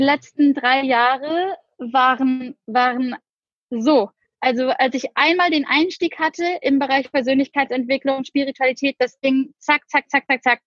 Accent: Cologne, North Rhine-Westphalia, Germany; moved away as an adult; also born or lived in Düsseldorf; now in Bali, Indonesia; komme aber gebürtig aus Köln

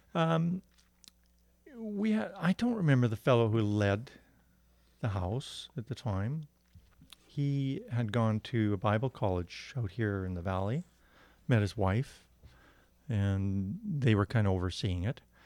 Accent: Windsor, Ontario, Canada; I was born in Ontario, Windsor

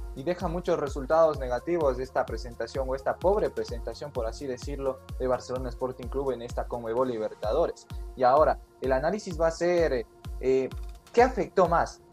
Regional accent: Ecuador; a nosotros como ecuatorianos

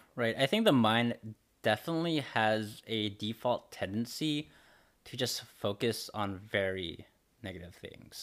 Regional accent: Los Angeles, California, United States; I'm from Los, Los Angeles

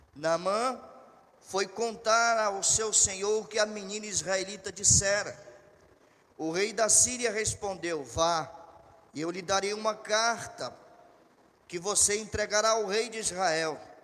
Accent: Barbacena, Minas Gerais, Brazil; Eu me lembro quando eu era pequeno lá em Barbacena

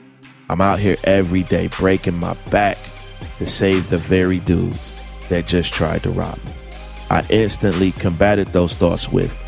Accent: St. Louis, Missouri, United States; I know many of you have been hearing that I was shot Monday night during an attempted robbery in my hometown of St. Louis.

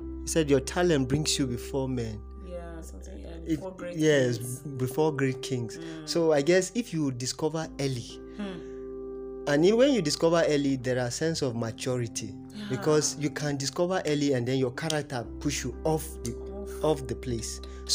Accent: Masaka, Central Region, Uganda; Yes, I grew up in Masaka. And if you know Masaka very well, it's not... The society is full of moral decadence.

